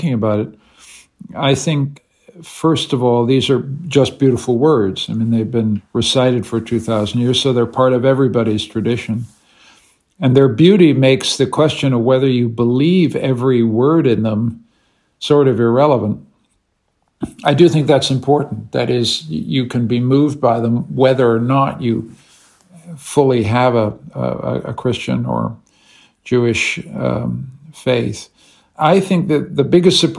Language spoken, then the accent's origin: English; Canada; now in Vienna, Austria